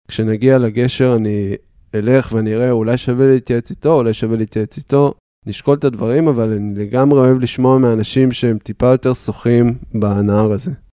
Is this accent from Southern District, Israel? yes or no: no; Haifa, Haifa District, Israel; also born or lived in Beersheba; בחיפה אני גדלתי, אני חיפאי מאז ומתמיד